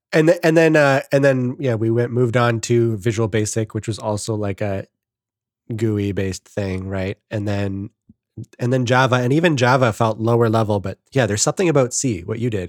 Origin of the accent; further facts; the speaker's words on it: Canada; I'm the Canadian